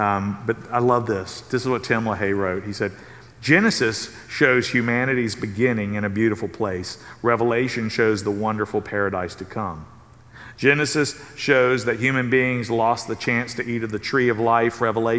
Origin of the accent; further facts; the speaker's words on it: Southern United States, United States; I mean, I grew up in the South.